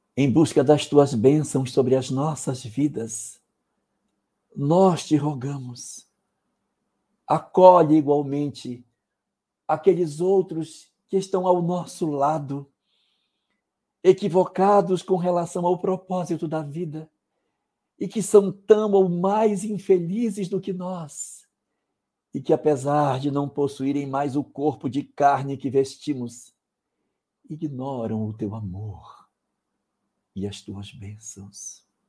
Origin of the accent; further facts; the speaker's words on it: Amapá, Brazil; o estado onde eu nasci